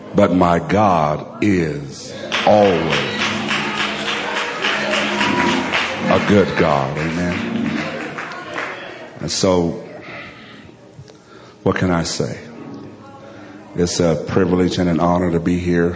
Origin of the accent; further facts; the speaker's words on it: Alabama, United States; I'm from Alabama